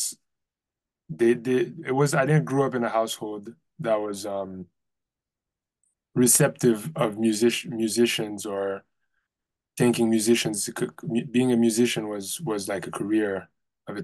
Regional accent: Port-au-Prince, Ouest, Haiti; also born or lived in Providence; now in New York, United States; I grew up in Port-au-Prince, Haiti, in the 80s, 90s, late 80s, I was born then.

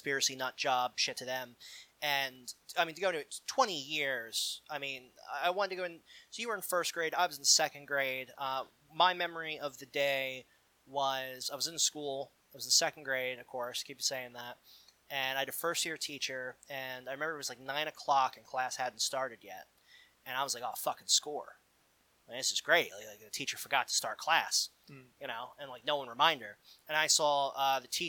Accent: Philadelphia, Pennsylvania, United States; I'm from Philadelphia.

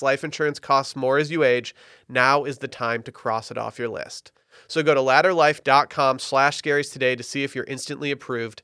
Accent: Harbor Springs, Michigan, United States; now in Austin, United States; my hometown, Harbor Springs, Michigan

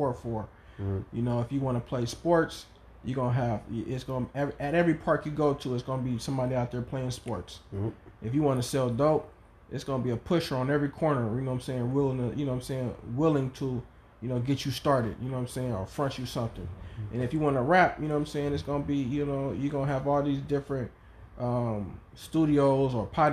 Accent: Oakland, California, United States; growing up in East Oakland

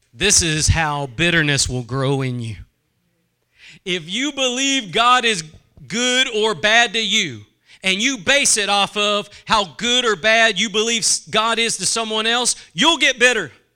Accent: United States; as American Christians

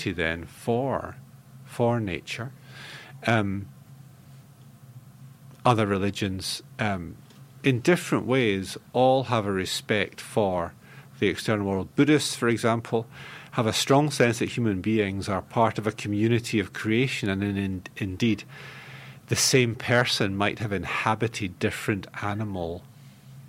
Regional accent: Scotland, United Kingdom; I'm a Scot. I grew up in a temperate, relatively cool culture.

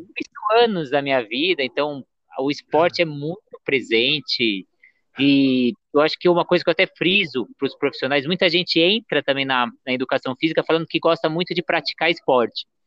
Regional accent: Santos, São Paulo, Brazil; Santos, que é onde vem minha família

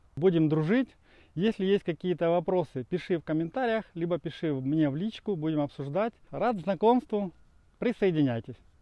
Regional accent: Dnipro, Dnipropetrovsk Oblast, Ukraine; я родом из Украины, из Днепропетровска

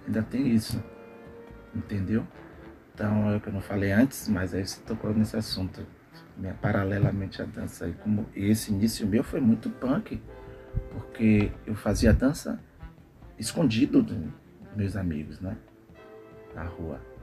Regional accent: Brazil; Eu vim do bairro da Cidade Nova, né? Palmiúdo, Cidade Nova, adjacência

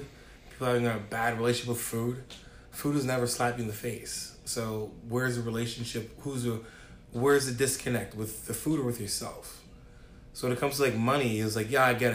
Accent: Ontario, Canada; now in Dartmouth, Canada; I'm from Ontario

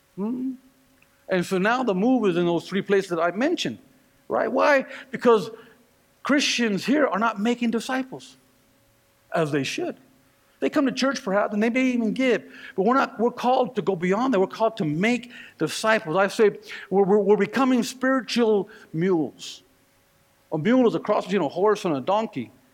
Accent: Northern California, United States; now in Colorado, United States; here I am in Colorado, but I was raised in Northern California

